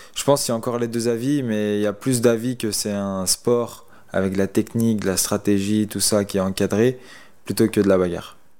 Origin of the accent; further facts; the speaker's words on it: Lyon, Auvergne-Rhône-Alpes, France; je suis resté dans ma région chez moi à Lyon